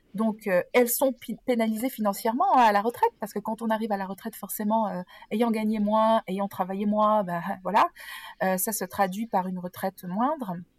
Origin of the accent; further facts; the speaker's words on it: Nice, Provence-Alpes-Côte d'Azur, France; moved away as an adult; also born or lived in Geneva region, Switzerland; now in Geneva, Switzerland; je viens du sud de la France et précisément de Nice. mais depuis une vingtaine d'années, depuis mon embauche en fait au siège européen de Procter Gamble, je me suis expatriée en Suisse et dans la région genevoise